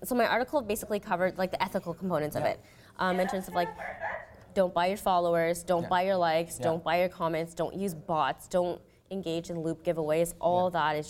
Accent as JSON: {"language": "English", "town": "Ottawa", "region": "Ontario", "country": "Canada", "tie": "born or raised there", "moved": "yes", "said": "I grew up in Ottawa, so being dumped with 2 meters of snow every winter"}